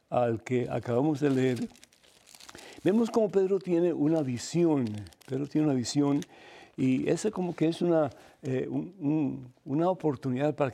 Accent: Cuba; moved away; Yo me acuerdo cuando vine de Cuba, yo no tenía ni un centavo

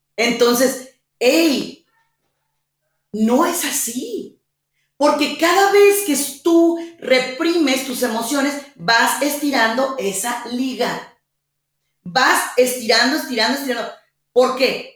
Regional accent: Mexico; mi país, México

